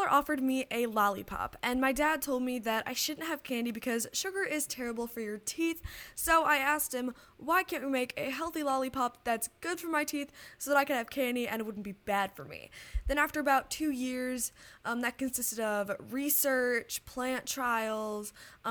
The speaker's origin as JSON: {"language": "English", "town": "Detroit", "region": "Michigan", "country": "United States", "tie": "born or raised there", "said": "I'm from Detroit, Michigan"}